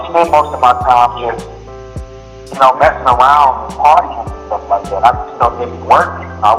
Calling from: Houston, Texas, United States; Houston, Texas.

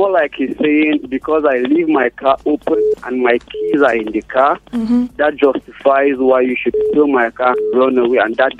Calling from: Bida, Niger State, Nigeria; I'm calling from Bida.

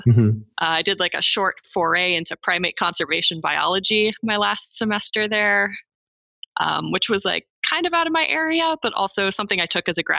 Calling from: Livermore, California, United States; I'm calling in from Livermore, California today.

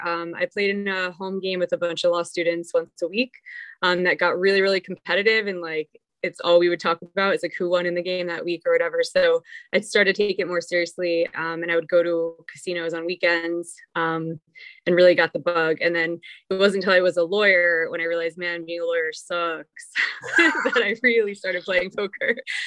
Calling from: New Jersey, United States; No, I'm at my mom's house in New Jersey. My grandma's really sick, so I came to visit her.

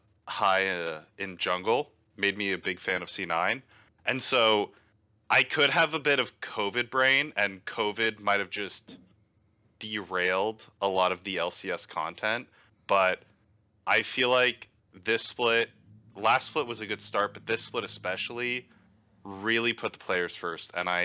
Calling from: Houston, Texas, United States; Houston, Texas.

